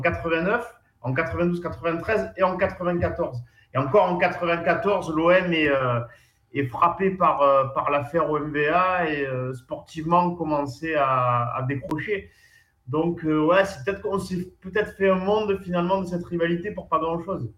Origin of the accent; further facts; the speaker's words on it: Plan-de-Cuques, Provence-Alpes-Côte d'Azur, France; chez moi à Plan de Cuc